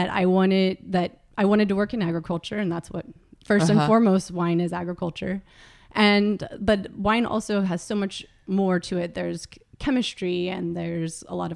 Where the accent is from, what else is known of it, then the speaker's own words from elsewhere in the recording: California, United States; I was born in California, and I've lived in California my whole life